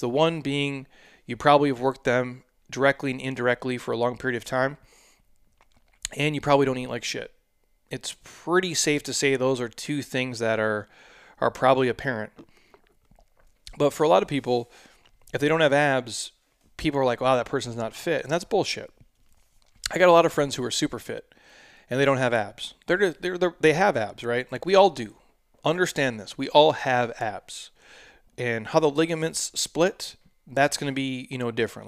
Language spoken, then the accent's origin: English; Midwest, United States; I'm from the Midwest, born and raised, so these are my people